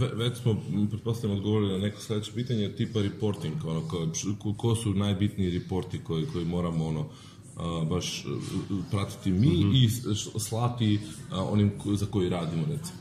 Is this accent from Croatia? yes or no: no; North Macedonia; mi dolazimo iz Makedonije